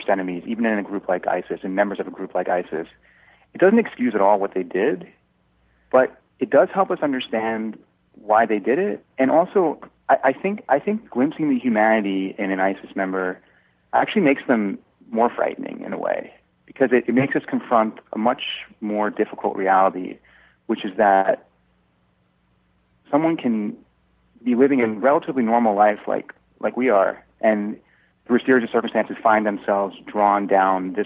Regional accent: Long Island, New York, United States; I was a senior in high school when the Twin Towers fell, and I'm from Long Island, so my high school is about 20 miles from the World Trade Center.

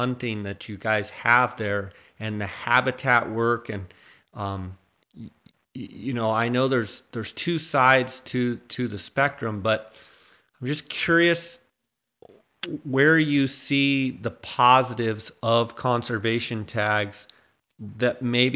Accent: Arizona, United States; I'm from Arizona

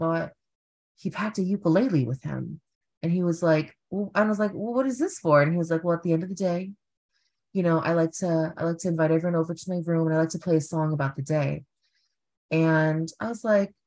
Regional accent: New York City, New York, United States; I am from Flushing, but like at the very end of Flushing, like mm-hmm. goes into like two other neighborhoods. But native New Yorker.

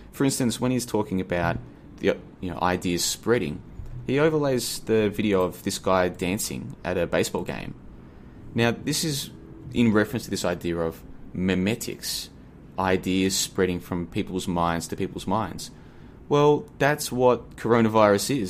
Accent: Australia; moved away as an adult; now in Asia; I'm from Australia originally. I'm currently in Asia, been here for about a year, but I'm originally from Australia.

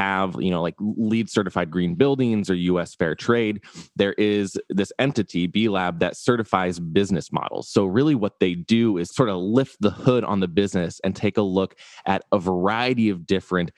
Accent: Lincoln, Nebraska, United States; also born or lived in Atlanta, Georgia / Washington, D.C.; I was born and raised right here in Lincoln, Nebraska

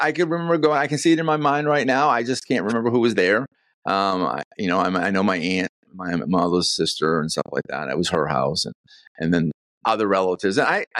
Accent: Northeast, United States; moved away as an adult; now in Florida, United States; I find it more difficult here in Florida celebrating Christmas than anywhere else, because I grew up for 30 years in the North where we had the snow.

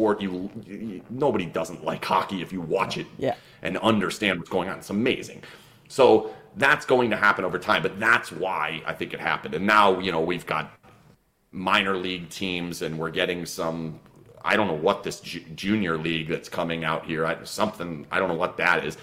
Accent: Las Vegas, Nevada, United States; I can finally tell people I'm from Vegas. I live in Vegas

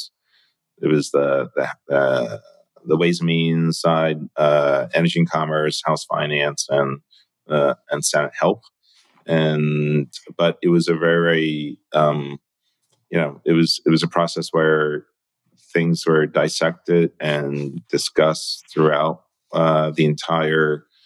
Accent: New York, United States; also born or lived in Hong Kong; my early days growing up in Chinatown.

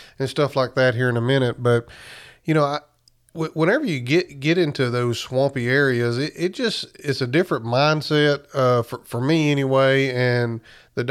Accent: South Alabama, United States; moved away as an adult; also born or lived in Illinois / Missouri; I'm from South Alabama originally

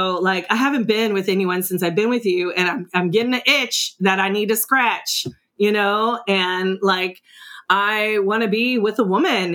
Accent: California, United States; also born or lived in East St. Louis, Illinois; the day after I turned one, my mom took me on a plane to California

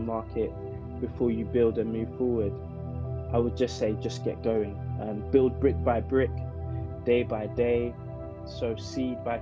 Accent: London, United Kingdom; I grew up in South London, in an area called Camberwell, to be specific

